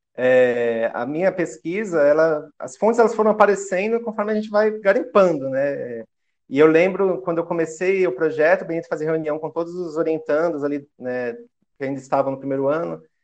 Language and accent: Portuguese; Guarulhos, São Paulo, Brazil; Eu nasci aqui em Guarulhos, São Paulo.